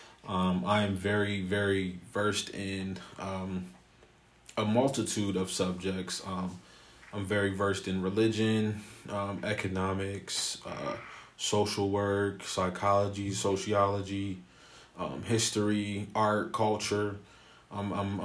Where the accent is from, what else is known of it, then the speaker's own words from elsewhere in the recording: Columbus, Ohio, United States; I am born and raised in Columbus, Ohio.